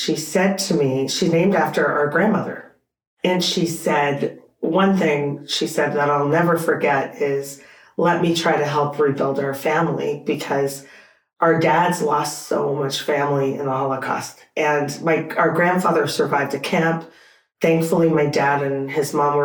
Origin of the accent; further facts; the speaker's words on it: Canada; I'm Canadian.